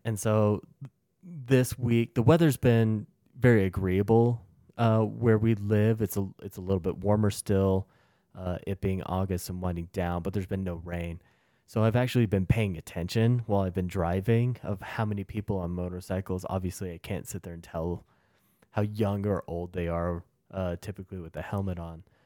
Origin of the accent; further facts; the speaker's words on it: United States; As American